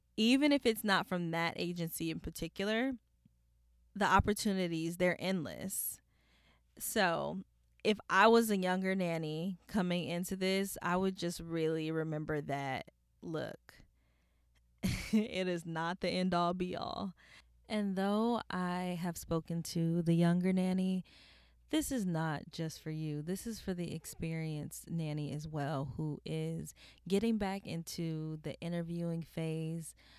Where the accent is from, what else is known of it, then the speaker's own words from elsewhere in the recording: California, United States; I'm a woman from California, which is in a beach city